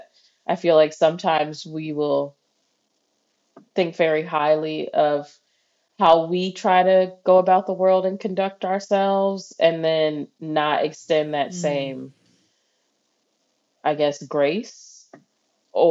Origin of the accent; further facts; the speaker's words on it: Midwest, United States; I'm from the Midwest.